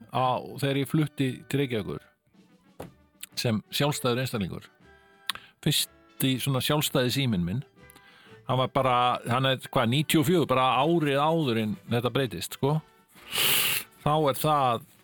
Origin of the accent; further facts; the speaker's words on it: Ísafjörður, Westfjords, Iceland; ég ólst upp á Ísafjörði